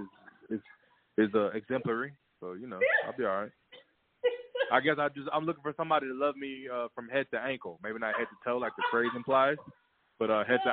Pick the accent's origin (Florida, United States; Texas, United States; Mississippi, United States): Texas, United States; Houston; I'm from Houston, Texas.